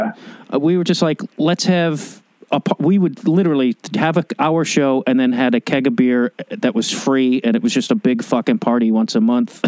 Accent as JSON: {"language": "English", "town": "Chicago", "region": "Illinois", "country": "United States", "tie": "born or raised there", "moved": "yes", "lives_now": "Los Angeles, United States", "said": "I grew up in Chicago and it's like, I, I moved to Los Angeles"}